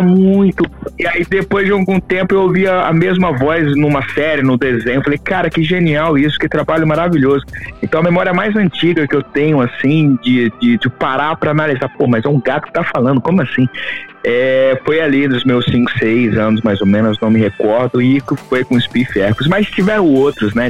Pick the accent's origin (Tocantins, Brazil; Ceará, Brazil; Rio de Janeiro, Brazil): Tocantins, Brazil; Araguaína; moved away as an adult; eu sou do do norte do Tocantins, né? Eu sou de Araguaína, Tocantins